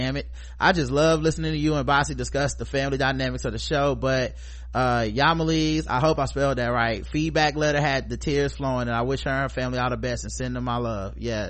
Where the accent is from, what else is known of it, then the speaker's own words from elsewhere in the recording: Boston, Massachusetts, United States; from growing up in Boston, home of the Super Bowl champions of gaslighting racist white liberals